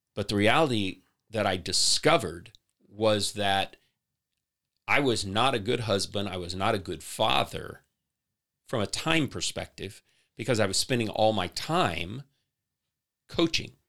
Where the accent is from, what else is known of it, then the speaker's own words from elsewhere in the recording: St. Louis, Missouri, United States; moved away as an adult; also born or lived in Columbia, Missouri; now in Lee's Summit, United States; I grew up in the St. Louis area.